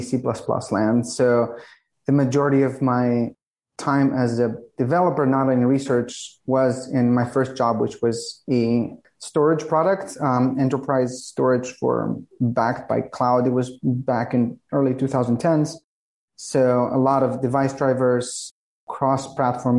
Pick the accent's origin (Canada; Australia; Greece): Greece; also born or lived in San Francisco, California; now in Los Angeles, United States; I'm from Greece, but for the past few years, I'm not going to say how many, because it's been a while. I've been living in this, what I think is the second best place after Greece, which is California.